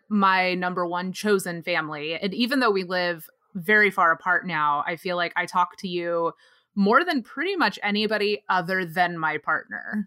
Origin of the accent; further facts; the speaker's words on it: North Texas, United States; moved away as an adult; also born or lived in Austin, Texas; now in Los Angeles, United States; I live in Los Angeles now, but I grew up in North Texas with Nick in this tiny little town of less than seven thousand people